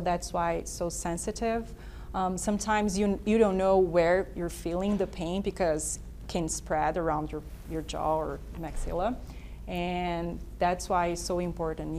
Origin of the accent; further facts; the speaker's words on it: Brazil; moved away; I'm from Brazil